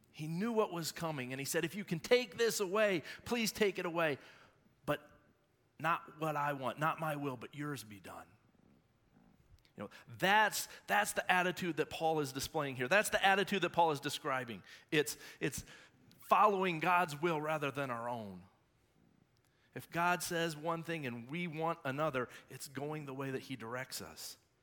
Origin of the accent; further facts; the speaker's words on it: Shelby, North Carolina, United States; I'm from Shelby, born and bred Whippet